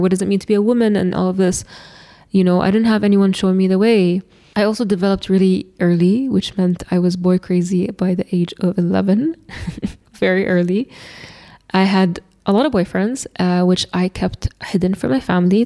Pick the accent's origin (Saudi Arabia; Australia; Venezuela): Saudi Arabia; Eastern Province; moved away as an adult; I am from Shargiyah, which is the eastern province in Saudi